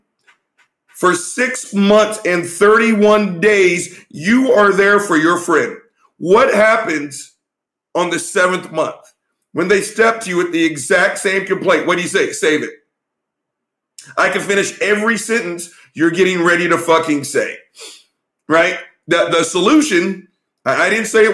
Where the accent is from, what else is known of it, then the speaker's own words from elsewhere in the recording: Texas, United States; we're Texans. We're from the South